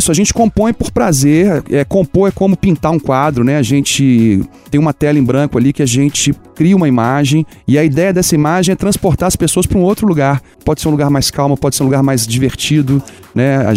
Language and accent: Portuguese; Minas Gerais, Brazil; eu sou de Minas.